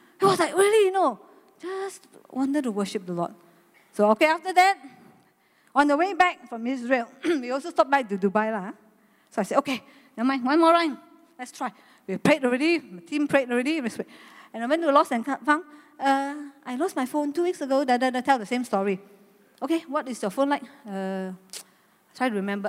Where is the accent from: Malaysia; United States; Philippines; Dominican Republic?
Malaysia; I'm a Malaysian